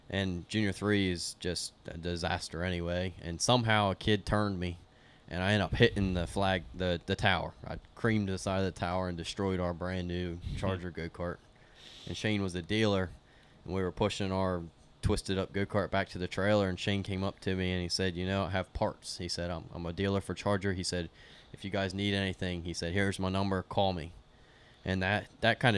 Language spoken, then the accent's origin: English; Greenwood, Delaware, United States; we're from Delaware.